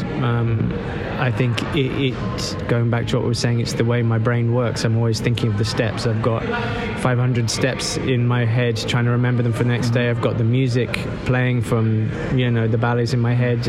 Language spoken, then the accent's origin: English; Dartford, South East England, United Kingdom; also born or lived in Bromley; I was born in Bromley and then I was brought up in Kent near Dartford